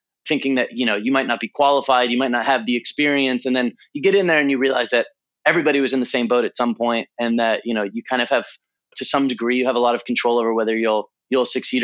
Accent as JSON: {"language": "English", "region": "Southern California", "country": "United States", "tie": "born or raised there", "also_born_or_lived": "Santa Cruz, California / Los Angeles, California", "said": "I was born in Southern California. I've spent most of my life on the West Coast."}